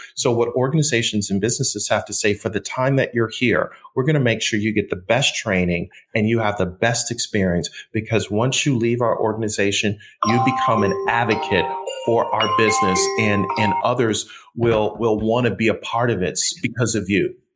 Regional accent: Buffalo, New York, United States; I was born and raised in Buffalo.

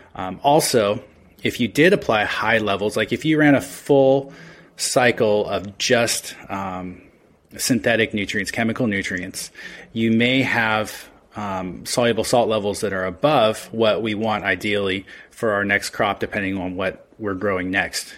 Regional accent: Redmond, Washington, United States; also born or lived in Australia; I grew up around plants. My parents owned a, uh, nursery landscape company on seven acres in Redmond, Washington. So, I've been around plants my entire life

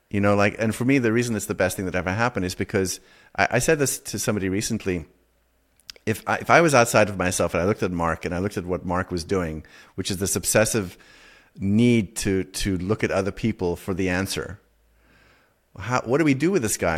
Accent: South Africa; growing up in South Africa

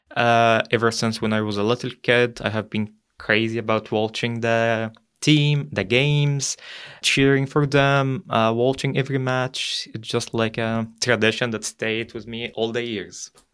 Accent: Egypt; moved away as an adult; now in Germany; I'm from Egypt and, like, Europe is just a, a new continent for me.

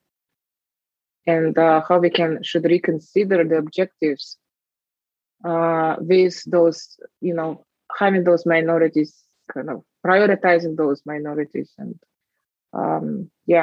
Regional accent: Lake Baikal area, Buryatia, Russia; English is a second language; moved away as an adult; also born or lived in Moscow, Russia / Tokyo, Japan / Berkeley, United States / Germany; now in New York, United States; around the Lake Baikal, and it's actually my hometown there, my homeland

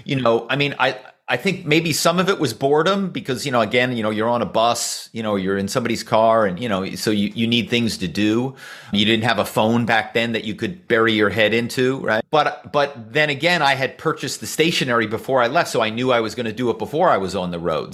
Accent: Philadelphia, Pennsylvania, United States; I grew up in Philadelphia

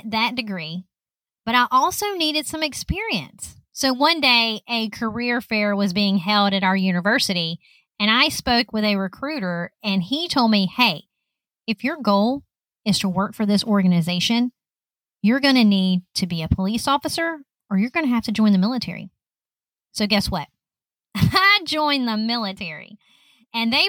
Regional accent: Lower Alabama, United States; I grew up in Lower Alabama

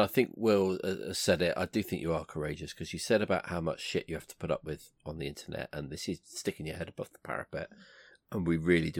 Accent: Devon, South West England, United Kingdom; when I was growing up in the 90s in Devon, I didn't see a person of colour locally.

